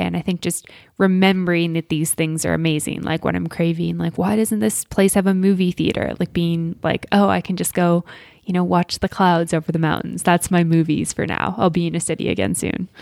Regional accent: Alberta, Canada; I grew up in Alberta

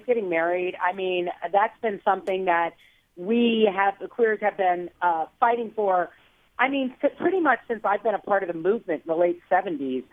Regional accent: Belleville, Illinois, United States; I grew up in St. Louis, a little east of St. Louis, not East St. Louis, but Belleville, which is right in that vicinity

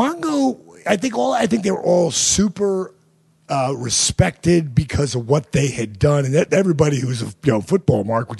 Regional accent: New Jersey, United States; In Jersey.

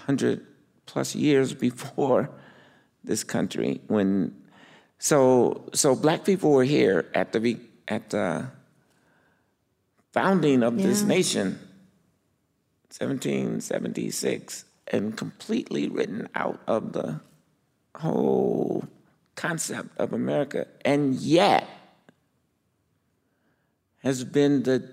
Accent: Chicago, Illinois, United States; now in Minneapolis, United States; growing up in Chicago.

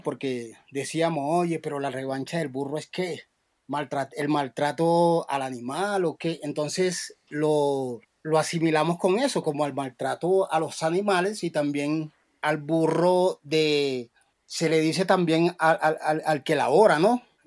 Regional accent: Cartagena, Bolívar, Colombia; yo en mi tierra, Cartagena

